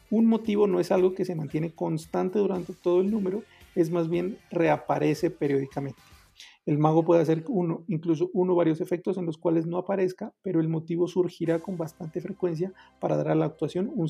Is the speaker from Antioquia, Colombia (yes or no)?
no; Pasto, Nariño, Colombia; que yo jodo con que yo soy de Pasto. Para los que no saben y no están escuchando, Pasto es la ciudad donde están las personas más inteligentes de Colombia.